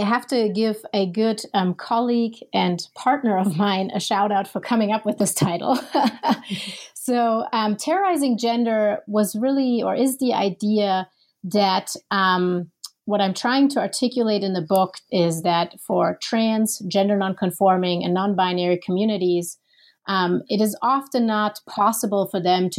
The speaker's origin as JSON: {"language": "English", "country": "Germany", "second_language": "English", "lives_now": "Minneapolis, United States", "said": "And so I'm originally from Germany."}